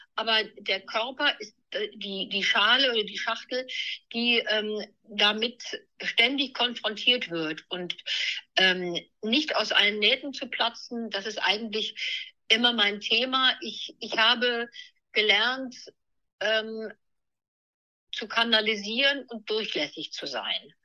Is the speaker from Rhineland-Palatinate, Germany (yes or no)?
yes; Neuwied, Rhineland-Palatinate, Germany; now in Hanover, Germany; ich bin im Rheinland in Neuwied aufgewachsen